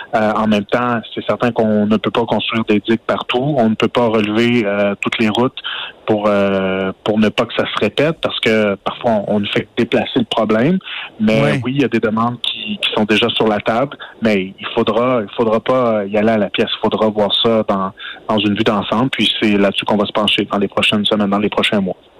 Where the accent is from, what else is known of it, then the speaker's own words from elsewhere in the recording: Outaouais, Quebec, Canada; chez nous, en Outaouais